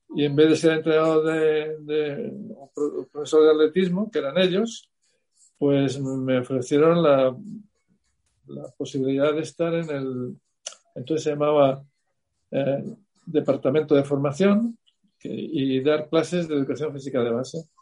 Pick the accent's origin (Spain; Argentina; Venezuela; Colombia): Spain; Salamanca, Castile and León; yo soy de Salamanca